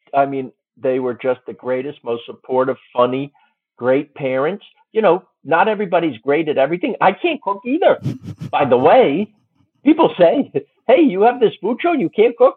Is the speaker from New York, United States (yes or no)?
yes; New York, United States; moved away; Me. I was born there